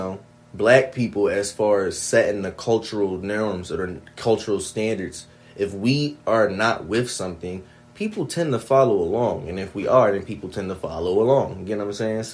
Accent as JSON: {"language": "English", "country": "United States", "said": "I identify with being American."}